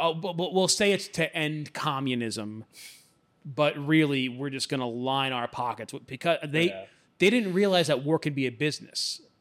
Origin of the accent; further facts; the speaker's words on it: Alabama, United States; I know that the guy down the street in my hometown in Alabama, like, treats me like shit.